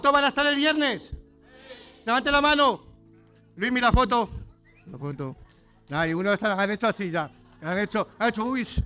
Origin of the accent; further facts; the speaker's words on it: Germany; born there; also born or lived in Valladolid, Spain / Barcelona, Spain / Tenerife, Spain / Madrid, Spain; yo nací en el extranjero, en Alemania, pues yo soy pastor alemán.